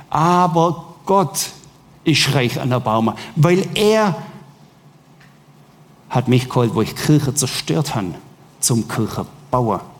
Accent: Southern Germany, Germany; ich komme aus Süddeutschland, mir, während ihr Wein trinkt, trinken wir Bier

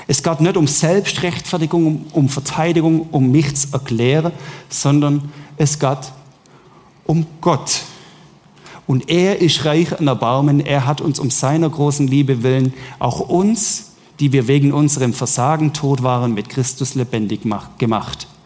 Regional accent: Southern Germany, Germany; ich komme aus Süddeutschland, mir, während ihr Wein trinkt, trinken wir Bier

